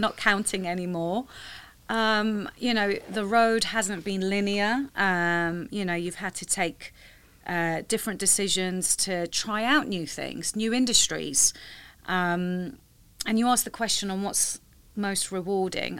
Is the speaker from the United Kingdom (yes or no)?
yes; London, United Kingdom; I'm born and raised in London.